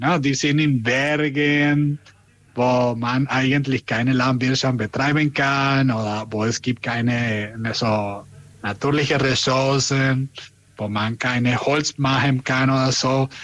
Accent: Venezuela; German is a second language; now in Germany; ich komme aus Venezuela

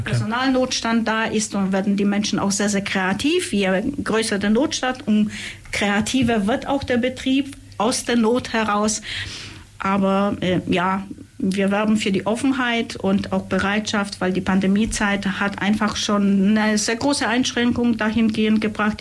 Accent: Upper Silesia, Poland; now in Ulm, Germany; ich komme ursprünglich aus Oberschlesien

